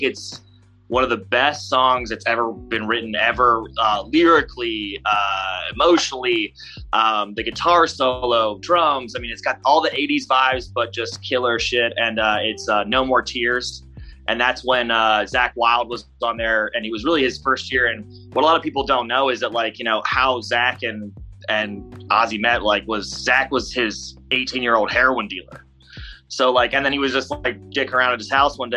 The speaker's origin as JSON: {"language": "English", "town": "Cleveland", "region": "Ohio", "country": "United States", "said": "I'm originally from Cleveland"}